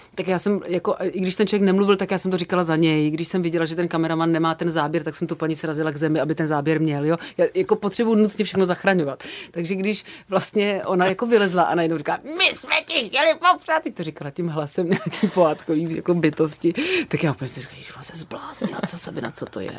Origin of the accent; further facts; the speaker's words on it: Sokolov, Karlovy Vary Region, Czechia; moved away; also born or lived in Prague / village near Prague; já mám dětství jako šílený nářezy od kluků, který bydleli u nás jako v Sokolově